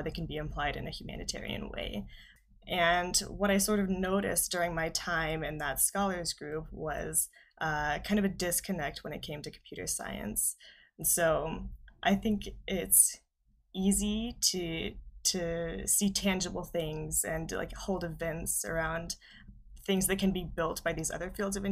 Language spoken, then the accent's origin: English; Southern Ohio, United States; I'm from Southern Ohio, so I went to a small high school in Southern Ohio.